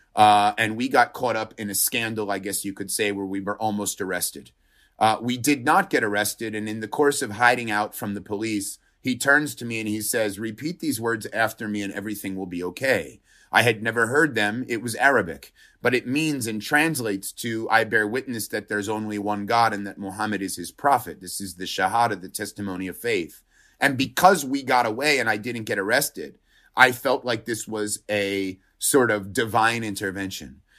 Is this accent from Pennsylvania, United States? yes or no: yes; Pennsylvania, United States; I was born in Pennsylvania in a very rural town